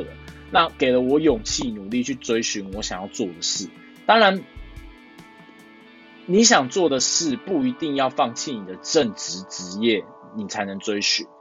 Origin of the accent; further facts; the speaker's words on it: Taiwan; born there; 因为毕竟我们生在台湾啊，理工科还是比较赚钱的。